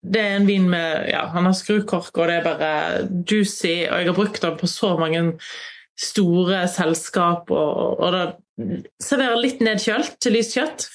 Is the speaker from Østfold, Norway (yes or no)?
no; Voss, Vestland, Norway; Der jeg kommer fra, Voss, er vel kategori fire-pol